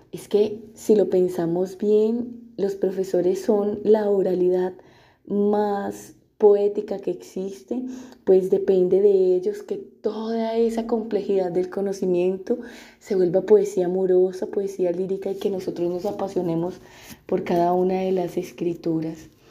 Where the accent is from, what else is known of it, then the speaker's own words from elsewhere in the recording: Urabá antioqueño, Antioquia, Colombia; also born or lived in Unguía, Chocó, Colombia; now in Brazil; Mi familia llega a vivir al Urabá desde el Chocó, porque nosotros somos del Urabá antioqueño, llegamos a vivir al Urabá eh, antioqueño porque somos desplazados por la violencia